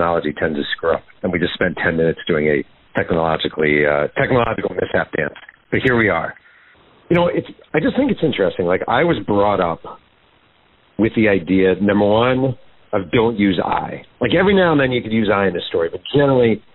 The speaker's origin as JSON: {"language": "English", "region": "New York", "country": "United States", "tie": "born or raised there", "said": "I grew up in New York, a Mets fan"}